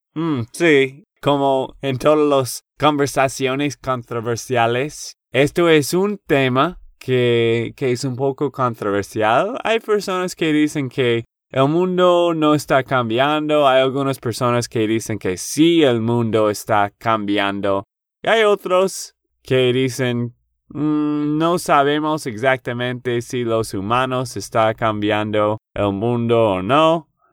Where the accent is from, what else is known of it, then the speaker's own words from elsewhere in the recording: Texas, United States; de Texas, Estados Unidos.